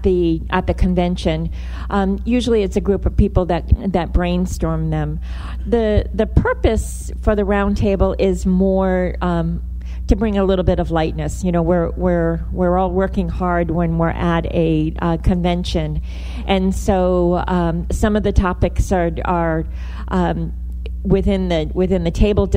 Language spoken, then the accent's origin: English; Rhode Island, United States; So I'm originally from Rhode Island, so I feel like I can say that.